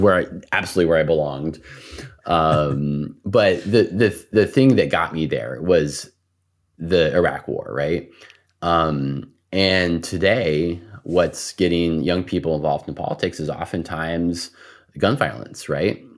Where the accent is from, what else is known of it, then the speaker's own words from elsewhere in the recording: El Paso, Texas, United States; I grew up in El Paso, Texas